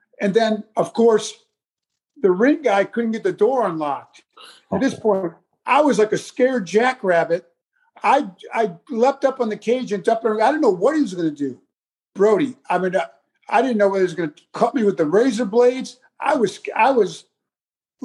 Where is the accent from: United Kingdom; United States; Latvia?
United States; New York; I'm not from Texas. I'm a New York boy